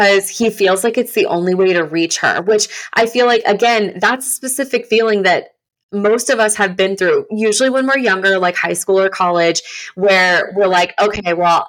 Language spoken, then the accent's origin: English; Oklahoma, United States; now in Tampa, United States; I was born and raised in Oklahoma